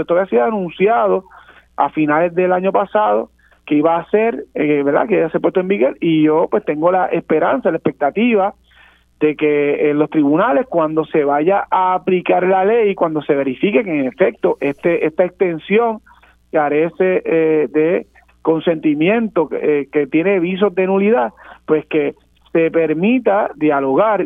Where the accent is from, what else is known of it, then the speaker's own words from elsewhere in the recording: Puerto Rico; como puertorriqueños